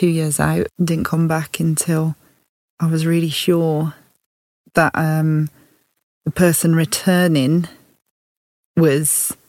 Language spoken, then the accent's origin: English; Tamworth, West Midlands, United Kingdom; accent: Birmingham; moved away as an adult; now in London, United Kingdom; my hometown, a town called Tamworth, just outside of Birmingham.